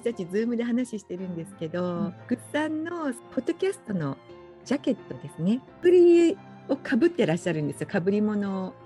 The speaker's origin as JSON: {"language": "Japanese", "region": "Fukuoka", "country": "Japan", "tie": "born or raised there", "moved": "as an adult", "lives_now": "Hawaii, United States", "said": "私福岡出身なんですよ"}